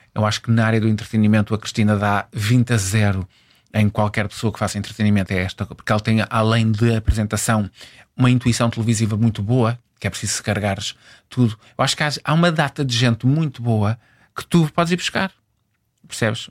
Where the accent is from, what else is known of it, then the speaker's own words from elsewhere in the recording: Angola; Eu nasci em Angola